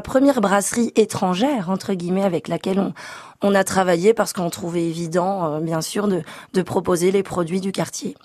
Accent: Belgium; moved away as an adult; now in Paris, France; On est belge

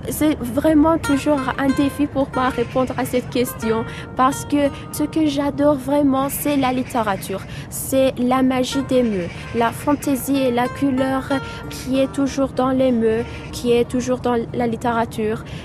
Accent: Clermont-Ferrand, Auvergne-Rhône-Alpes, France; now in Tehran, Iran; je viens de Clermont, euh, je suis étudiante en langue et littérature française. Ben, il y a un an que j'habite ici à Téhéran

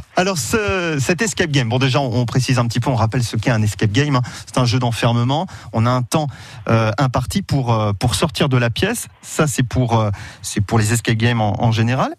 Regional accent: Sarthe, Pays de la Loire, France; chez nous en Sarthe

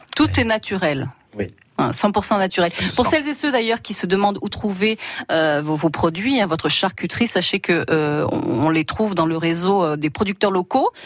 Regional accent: Auvergne-Rhône-Alpes, France; chez nous en Auvergne

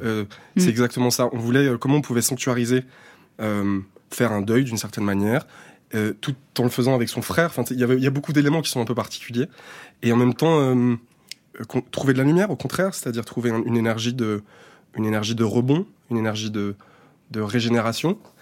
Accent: Saint-Étienne, Auvergne-Rhône-Alpes, France; now in Paris, France; c'est un territoire d'enfance

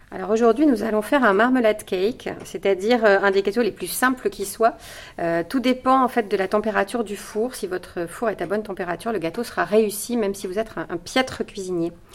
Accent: Nice, Provence-Alpes-Côte d'Azur, France; ma ville natale, à savoir Nice

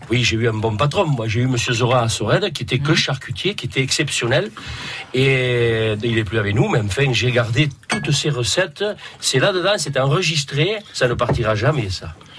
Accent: Palau-del-Vidre, Occitania, France; Je suis de Palo del Vidre. Je suis né à Palo del Vidre

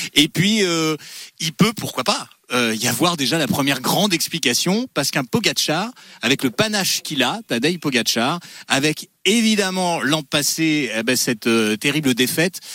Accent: the North, Hauts-de-France, France; Je viens du Nord

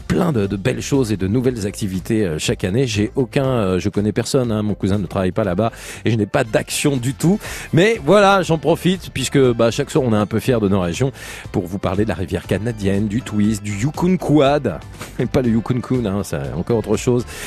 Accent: Auvergne-Rhône-Alpes, France; je suis auvergnat

